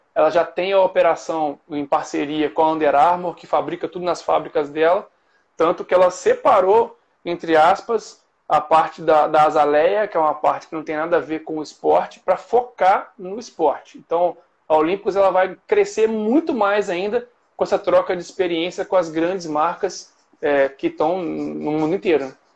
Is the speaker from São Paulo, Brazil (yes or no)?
no; Cataguases, Minas Gerais, Brazil; also born or lived in Juiz de Fora; now in Rio de Janeiro, Brazil; Eu sou de, de Cataguases. Eu morei Cataguases. muitos anos em Juiz de Fora. Mas eu sou de Cataguases